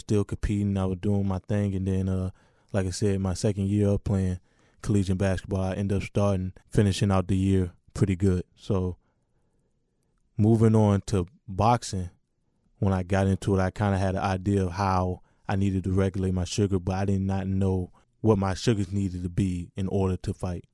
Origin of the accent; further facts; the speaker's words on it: Richmond, Virginia, United States; I represent, you know, the Washington, D C area, but I'm from Richmond, Virginia.